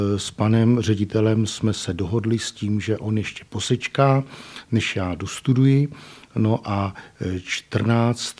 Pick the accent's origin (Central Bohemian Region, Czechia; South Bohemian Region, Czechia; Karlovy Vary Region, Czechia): South Bohemian Region, Czechia; Chýnov; moved away as an adult; also born or lived in Brno; now in Písek, Czech Republic; já pocházím z Chínova u tábora